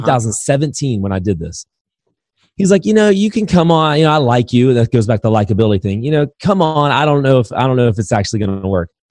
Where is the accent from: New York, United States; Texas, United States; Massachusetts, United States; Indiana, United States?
Indiana, United States; moved away; also born or lived in Alabama; I'm from Indiana, so basketball's in my blood originally